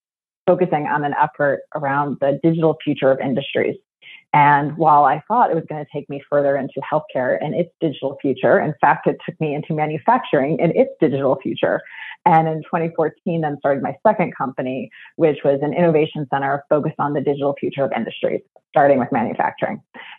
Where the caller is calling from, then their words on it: Chicago, Illinois, United States; From Chicago, Illinois.